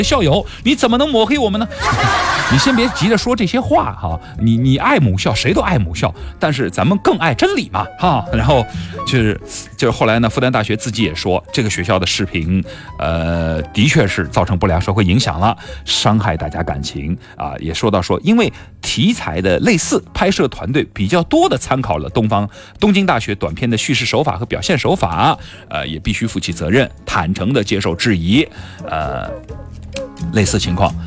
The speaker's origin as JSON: {"language": "Chinese", "country": "China", "said": "我们中国人有句话叫做“中庸之道”"}